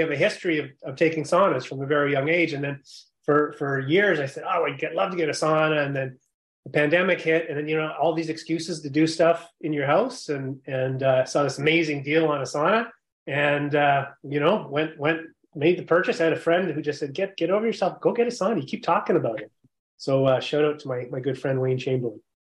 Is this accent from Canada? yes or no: yes; Yukon, Canada; I grew up in the Yukon Territory